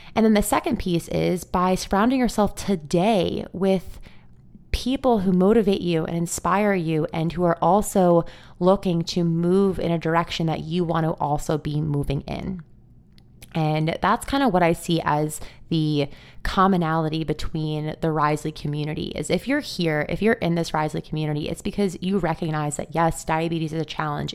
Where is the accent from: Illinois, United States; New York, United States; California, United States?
New York, United States; Long Island; I grew up on Long Island in New York, and I live here today